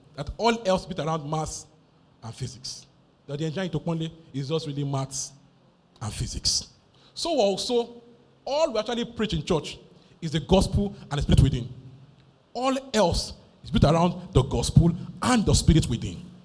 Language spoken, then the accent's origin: English; Nigeria